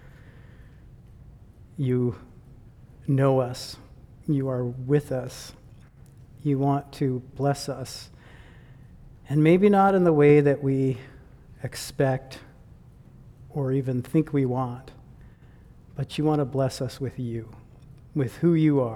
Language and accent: English; Michigan, United States; moved away as an adult; I am from the United States. And I grew up in Michigan